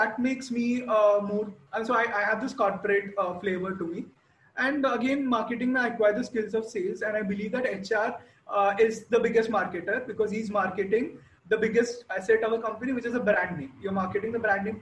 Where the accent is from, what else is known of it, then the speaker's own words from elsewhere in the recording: Kerala, India; I come from Kerala.